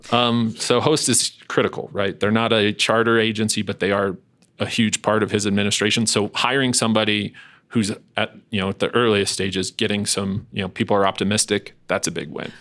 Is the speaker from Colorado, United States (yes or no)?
yes; Denver, Colorado, United States; I'm from Southwest Denver and that was my spot